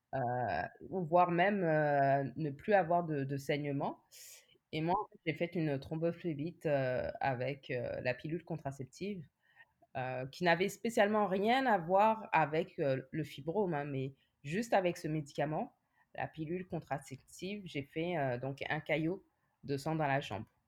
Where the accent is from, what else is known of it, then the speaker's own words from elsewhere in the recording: France; moved away as an adult; now in Montreal, Canada; je suis née et j'ai grandi en France. Mmh et maintenant, ça va faire 10 ans que je vis euh, à Montréal